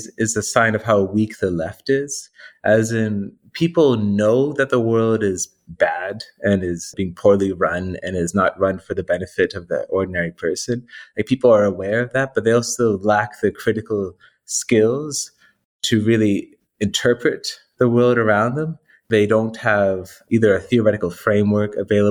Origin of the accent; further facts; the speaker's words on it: Canada; I'm Canadian as well